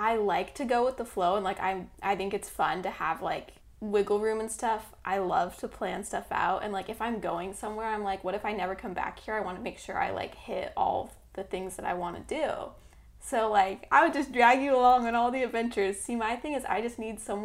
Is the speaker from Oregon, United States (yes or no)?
yes; Oregon, United States; born or raised there; now in Southern California, United States